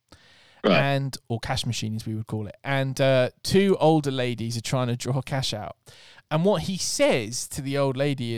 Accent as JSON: {"language": "English", "region": "Scotland", "country": "United Kingdom", "said": "Yeah. I can say that I'm Scottish."}